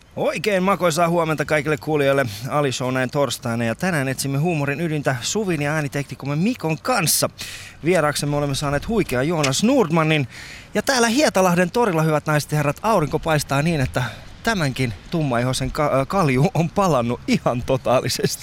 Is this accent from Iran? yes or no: yes; Iran; now in Finland; Mä oon itse alun perin Iranista.